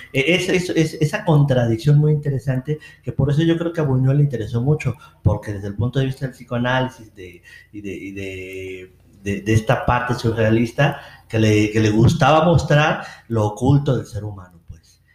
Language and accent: Spanish; Mexico; como mexicanos no somos ni indígenas ni españoles